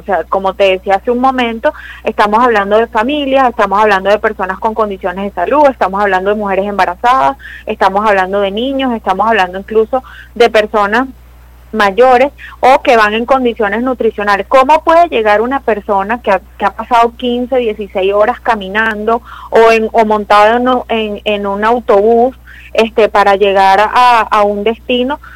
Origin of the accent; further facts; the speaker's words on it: Venezuela; como venezolana